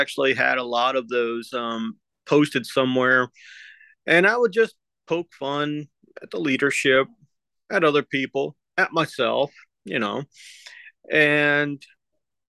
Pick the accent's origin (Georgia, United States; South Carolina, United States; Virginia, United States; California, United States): Virginia, United States; moved away as an adult; also born or lived in Philippines / Culpeper, Virginia; now in Florida, United States; I was born in the Philippines, but I always considered Virginia home